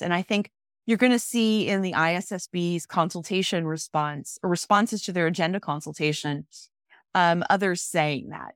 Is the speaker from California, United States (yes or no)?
no; Omaha, Nebraska, United States; also born or lived in Council Bluffs, Iowa / Texas; growing up in Nebraska